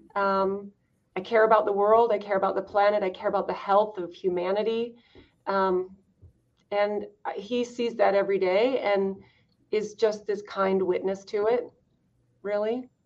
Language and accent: English; Idaho, United States; I grew up in Idaho, um, second oldest of 14 kids